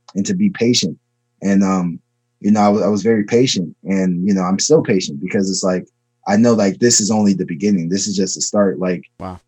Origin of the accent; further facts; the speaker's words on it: Maryland, United States; also born or lived in Chicago, Illinois; I was born in Chicago and I was raised in Maryland.